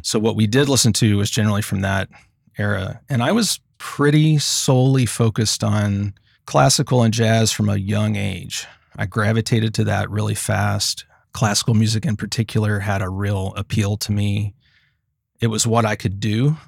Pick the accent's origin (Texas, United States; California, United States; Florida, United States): Texas, United States; Commerce; I grew up in a small town in Texas called Commerce, and Commerce is about seventy miles northeast of Dallas.